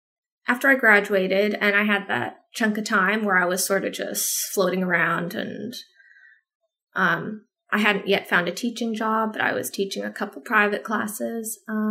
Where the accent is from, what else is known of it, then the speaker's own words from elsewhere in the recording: San Antonio, Texas, United States; born there; I have dual citizenship, because I was born in San Antonio.